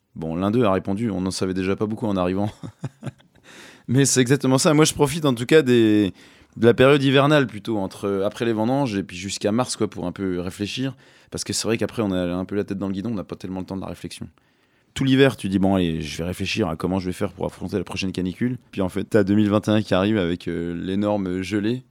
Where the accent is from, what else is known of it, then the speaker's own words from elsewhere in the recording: Jura, Bourgogne-Franche-Comté, France; je me sens quand même enraciné dans le Jura